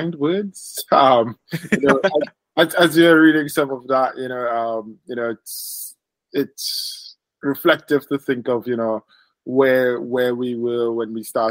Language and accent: English; Trinidad & Tobago; I was born in Trinidad and Tobago in the Caribbean.